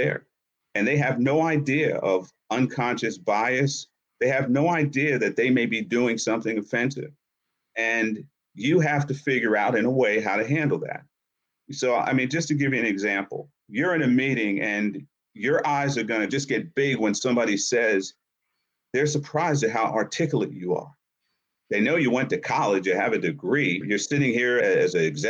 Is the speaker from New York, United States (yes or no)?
yes; Yonkers, New York, United States; born or raised there; also born or lived in Harlem, New York